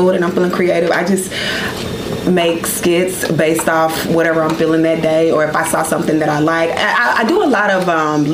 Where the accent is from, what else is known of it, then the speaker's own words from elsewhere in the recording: Texas, United States; I'm from Texas.